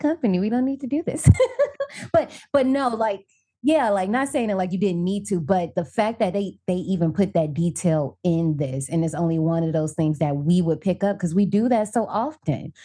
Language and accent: English; Indiana, United States; also born or lived in Tokyo, Japan; now in DMV area, United States; I'm originally from Indiana, but I'm living in the D M V area right now